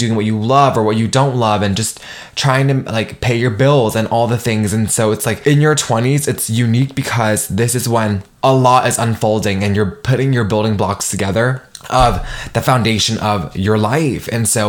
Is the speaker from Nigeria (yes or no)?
yes; Nigeria; make my mark as a first gen and like as a Nigerian woman.